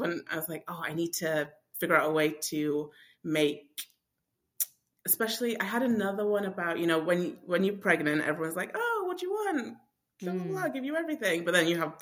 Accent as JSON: {"language": "English", "region": "England", "country": "United Kingdom", "moved": "as an adult", "lives_now": "United States", "said": "I'm not from America. I'm from England."}